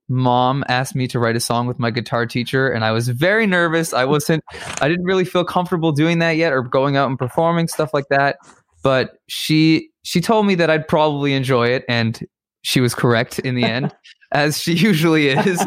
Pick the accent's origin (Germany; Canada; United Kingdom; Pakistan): Canada; Toronto, Ontario; moved away as an adult; now in Boston, United States; I'm from Toronto